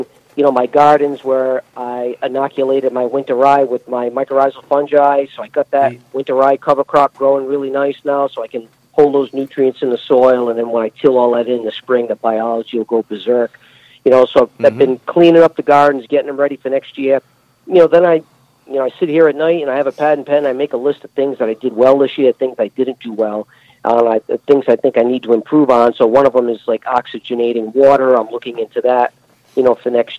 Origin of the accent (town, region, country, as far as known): New England, United States; accent: New England